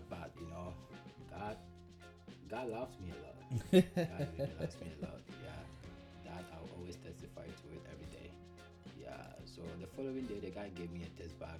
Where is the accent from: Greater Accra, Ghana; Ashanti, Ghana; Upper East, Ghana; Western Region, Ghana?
Western Region, Ghana; moved away as an adult; also born or lived in Kumasi, Ghana / Accra, Ghana; now in China; I lived in Kumasi for a couple of years, and then we relocated back to Pristia, that's in the Western region. Yeah, to live with our mom. Yeah, so that's where I've been my entire life